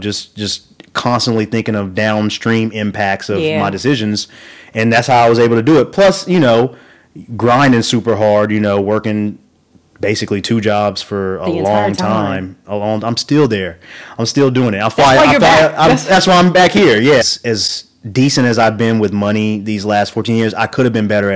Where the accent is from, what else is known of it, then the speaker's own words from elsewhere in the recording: rural Oklahoma, United States; growing up in Oklahoma, rural Oklahoma